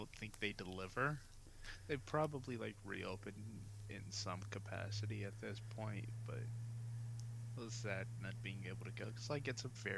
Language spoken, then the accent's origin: English; United States; I'm an American